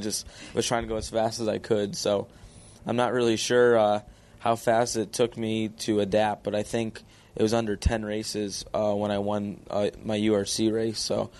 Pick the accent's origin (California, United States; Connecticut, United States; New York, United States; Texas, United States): Connecticut, United States; But being in Connecticut is a terrible place to race out of. if I was from Pennsylvania or Ohio, Ohio would probably be the ideal place for the All-Stars.